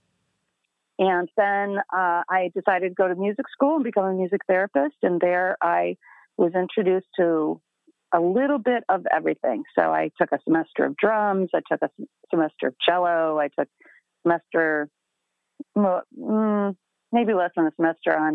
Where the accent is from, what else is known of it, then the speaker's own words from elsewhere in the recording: Michigan, United States; moved away as an adult; also born or lived in Ohio; now in Chicago, United States; I'm a Michigan girl. I was born in Ohio, then moved up to Michigan with my family in the early elementary years and stayed there